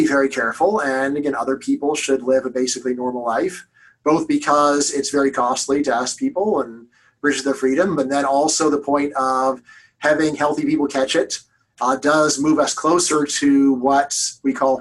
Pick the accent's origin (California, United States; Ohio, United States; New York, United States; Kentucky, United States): California, United States; Los Angeles; I'm from Los Angeles